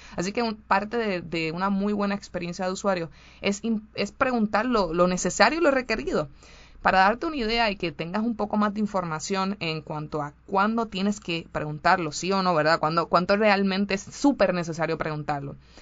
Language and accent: Spanish; Puerto Rico; en mi país, Puerto Rico, como saben, eh, somos súper femeninos